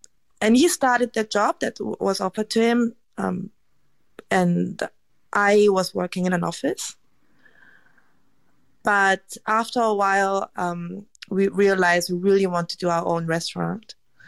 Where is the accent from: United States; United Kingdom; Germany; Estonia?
Germany; now in Australia; also, I grew up in Germany, so I just made it back to Korea, so I was a bit reluctant to change the country again.